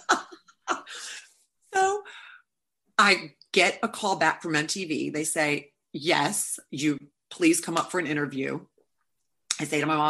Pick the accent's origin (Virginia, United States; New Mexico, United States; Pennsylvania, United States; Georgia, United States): Virginia, United States; Richmond; moved away as an adult; also born or lived in New York; now in Los Angeles, United States; growing up in Richmond, Virginia